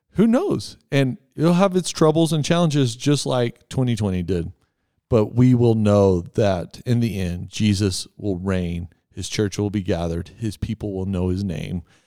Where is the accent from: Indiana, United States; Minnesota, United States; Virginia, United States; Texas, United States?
Texas, United States; I'm from Texas.